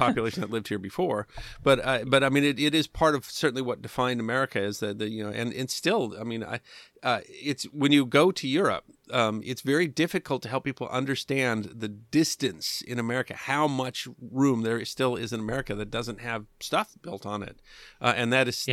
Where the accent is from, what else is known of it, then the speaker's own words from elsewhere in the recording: South Dakota, United States; I grew up in South Dakota.